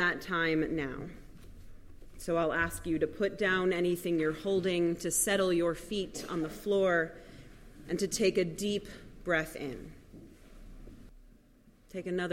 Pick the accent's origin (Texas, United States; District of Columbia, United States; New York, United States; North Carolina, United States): New York, United States; New York City; moved away; I grew up in New York City